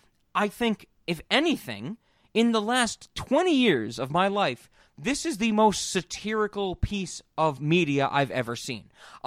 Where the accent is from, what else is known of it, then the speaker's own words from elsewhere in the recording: United Kingdom; I'm British, you know?